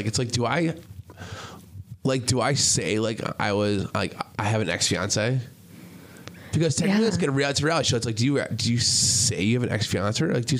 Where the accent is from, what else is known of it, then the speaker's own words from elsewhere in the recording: Wisconsin, United States; I told you I'm from Wisconsin.